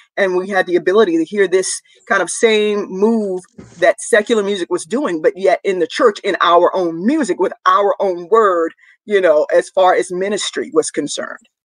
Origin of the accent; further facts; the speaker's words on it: Rougemont, North Carolina, United States; I'm from Rougemont, North Carolina, Durham County